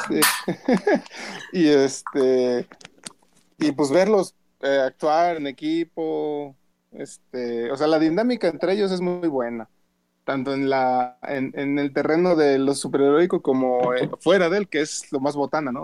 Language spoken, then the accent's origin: Spanish; San Luis Potosí, Mexico; aquí las de mi tierra, San Luis